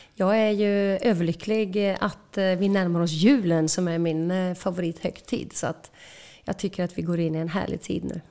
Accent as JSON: {"language": "Swedish", "town": "Åsarp", "region": "Västra Götaland", "country": "Sweden", "tie": "born or raised there", "said": "Vi eh, växte upp på en eh, stor bondgård i Åsarp, två mil söder om Falköping"}